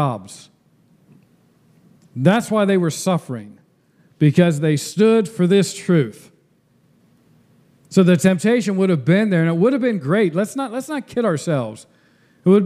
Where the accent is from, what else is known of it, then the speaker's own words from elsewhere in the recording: United States; I'm an American citizen, but I'm a temporary one